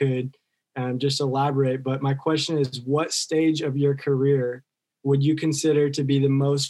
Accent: Springdale, Arkansas, United States; I'm from Springdale, Arkansas.

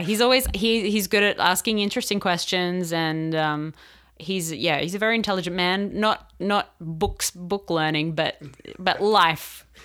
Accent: Australia; moved away as an adult; now in Riverside, United States; I'm from Australia

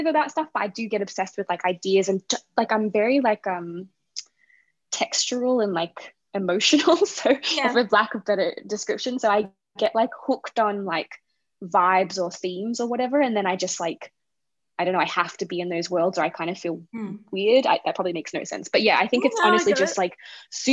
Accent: Gippsland, Victoria, Australia; I grew up in a place called Gippsland

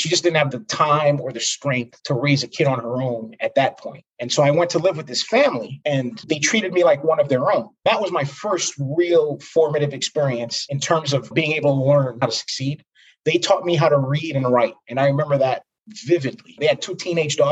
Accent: New York City, New York, United States; I was born and raised in Brooklyn, New York

